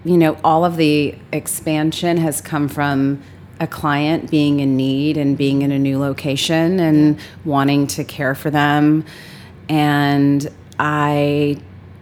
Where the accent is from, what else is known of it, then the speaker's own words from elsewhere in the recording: Los Angeles, California, United States; I grew up in Los Angeles